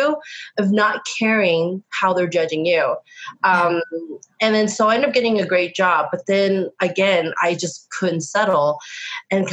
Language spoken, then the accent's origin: English; Reno, Nevada, United States; moved away as an adult; also born or lived in San Francisco; I was born and raised in Reno, Nevada.